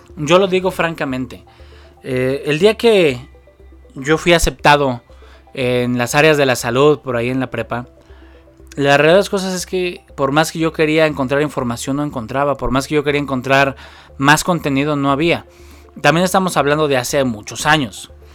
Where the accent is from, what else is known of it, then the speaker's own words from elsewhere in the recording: Mexico City, Mexico; soy originario de la Ciudad de México